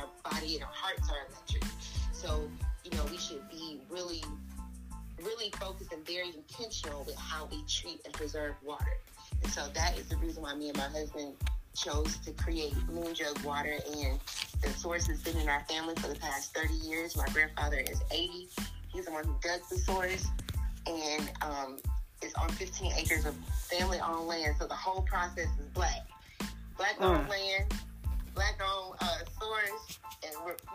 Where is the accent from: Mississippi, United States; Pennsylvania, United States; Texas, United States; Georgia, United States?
Georgia, United States; Atlanta; I'm born and raised in Atlanta, Georgia. I'm a real peach